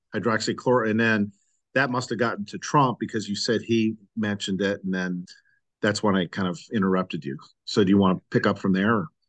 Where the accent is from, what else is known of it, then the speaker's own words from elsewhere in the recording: Midwest, United States; I grew up in the Midwest